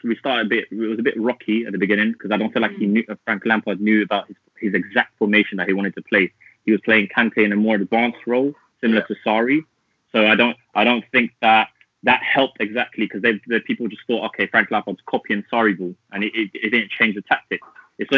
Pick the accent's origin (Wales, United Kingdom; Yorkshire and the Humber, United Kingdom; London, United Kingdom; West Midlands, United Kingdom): London, United Kingdom; I'm a big Chelsea fan. I'm from North London, so that's where you can kind of get my accent from.